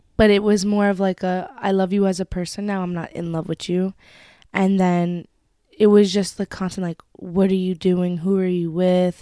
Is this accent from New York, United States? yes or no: yes; Westchester, New York, United States; I am from Westchester